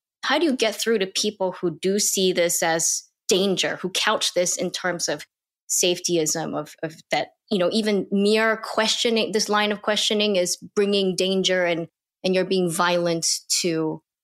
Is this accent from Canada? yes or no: no; Singapore; now in United States; growing up in Singapore